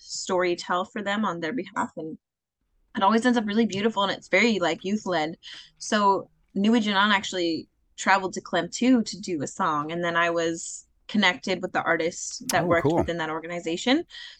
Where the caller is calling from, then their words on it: Vancouver, British Columbia, Canada; I'm currently calling in from Vancouver, BC.